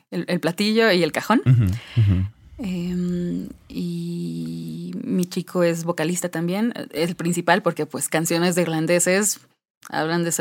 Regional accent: Mexico; somos mexicanos tocando folk irlandés.

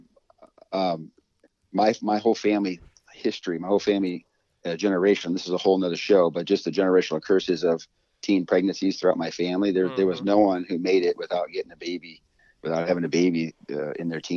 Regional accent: Sioux City, Iowa, United States; also born or lived in Texas; I've been raised in Iowa. So Sioux City, Iowa, which is on Interstate 29

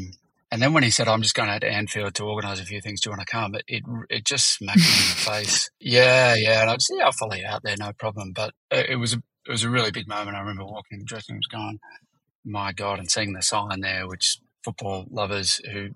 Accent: Australia; I'm an Aussie

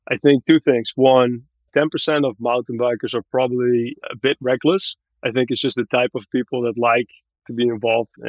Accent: Barbados; moved away as an adult; now in Marin, United States; I grew up in Barbados in the Caribbean, went to local high school there

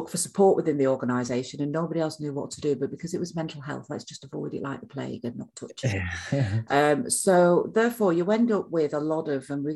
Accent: Manchester, North West England, United Kingdom; now in South of England, United Kingdom; I'm from Manchester, so I should be used to the rain

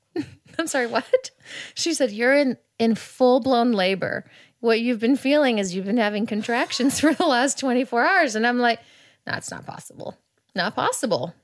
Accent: Kansas City, Missouri, United States; moved away; also born or lived in Texas; I was born on the Kansas side. However, I lived on the Missouri side pretty much my whole life. That's where I grew up.

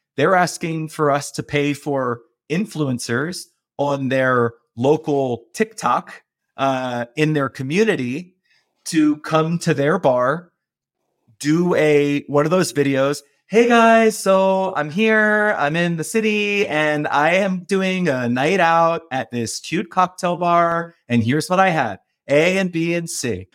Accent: Baltimore, Maryland, United States; moved away as an adult; also born or lived in Japan / Beijing / New York; I'm from Baltimore, I grew up cooking in, in a crab house

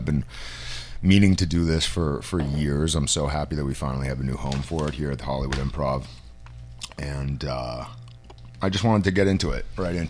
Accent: Canada; I'm Canadian

